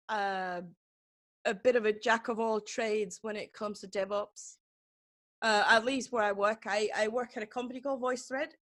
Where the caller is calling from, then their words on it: Durham, North Carolina, United States; I'm in Durham, yeah, North mm. Carolina.